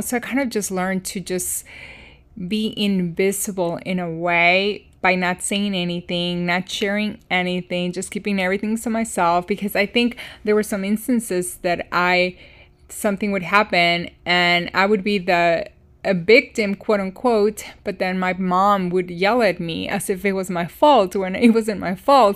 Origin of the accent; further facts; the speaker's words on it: Chicago, Illinois, United States; moved away as an adult; also born or lived in Iowa City, Iowa; my hometown and, um, Chicago area